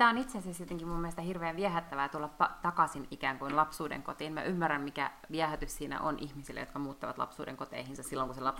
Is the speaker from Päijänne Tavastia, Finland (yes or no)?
yes; Lahti, Päijänne Tavastia, Finland; also born or lived in Helsinki; mä aina sanon, että mä oon Lahesta kotoisin